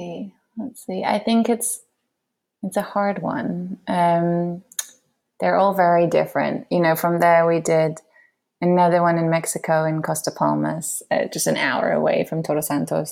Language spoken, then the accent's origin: English; London, United Kingdom; moved away as an adult; also born or lived in New York; my background is I grew up in London